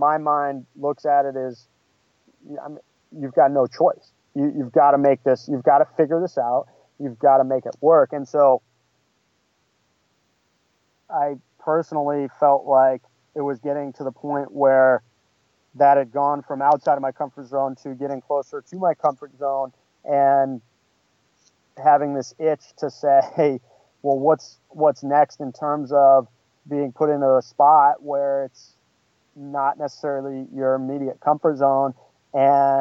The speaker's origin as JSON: {"language": "English", "region": "New England", "country": "United States", "tie": "born or raised there", "also_born_or_lived": "Bakersfield, California", "moved": "as an adult", "lives_now": "Los Angeles, United States", "said": "where her and I grew up in New England area"}